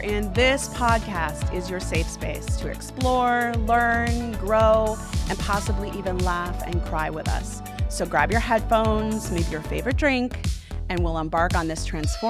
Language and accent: English; Hammond, Indiana, United States; born there; I was born outside of Chicago, Illinois, and Hammond, Indiana.